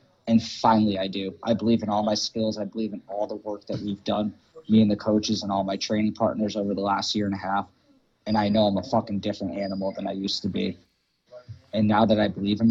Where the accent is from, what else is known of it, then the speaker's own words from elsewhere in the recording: Hartford, Connecticut, United States; I was born in Hartford, Connecticut. I was raised literally 2.5 miles away from the Hartford Convention